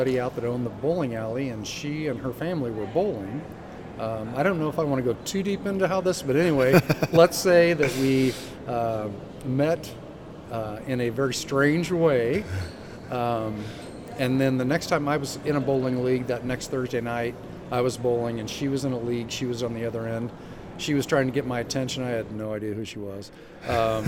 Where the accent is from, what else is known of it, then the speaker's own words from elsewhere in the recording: Hanna City, Illinois, United States; I was raised in Hanna City, Illinois